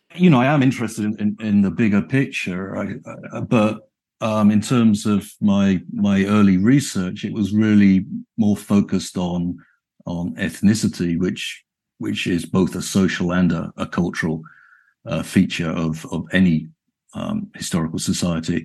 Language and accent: English; United Kingdom; moved away as an adult; now in Chicago, United States; I was brought up and educated in the United Kingdom